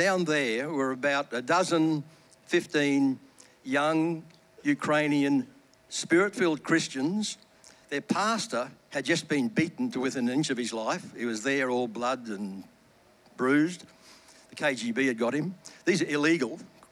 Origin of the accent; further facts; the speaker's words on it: Australia; we are Australian